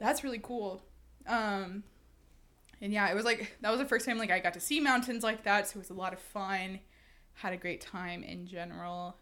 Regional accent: Houston, Texas, United States; I'm from Houston

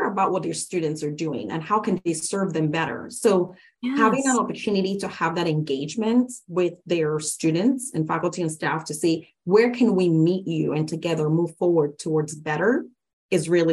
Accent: Lagos, Nigeria; moved away as an adult; now in United States; I was actually born and raised in Lagos State, Nigeria, West Africa

